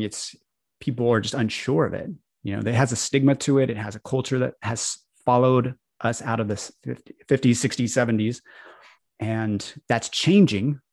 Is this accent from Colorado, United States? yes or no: yes; Colorado, United States; I grew up in the Baptist church in Colorado